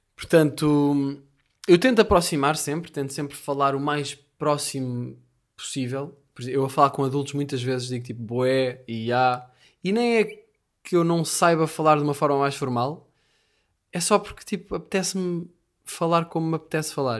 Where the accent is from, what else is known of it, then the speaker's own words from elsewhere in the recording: Portugal; also born or lived in Lisbon; sou Tuga